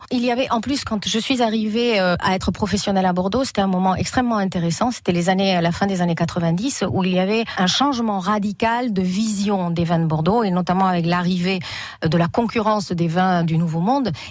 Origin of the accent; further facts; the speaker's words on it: Spain; French is a second language; moved away as an adult; now in France; moi, j'ai appris le français et la culture française en Espagne, euh, apporté par des personnes françaises, mais je n'étais jamais venue en France en fait